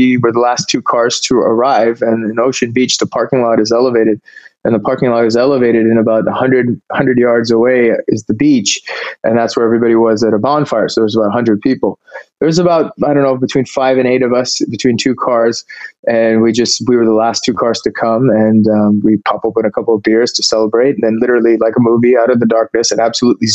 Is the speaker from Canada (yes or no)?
yes; Canada; moved away as an adult; now in California, United States; I grew up in Canada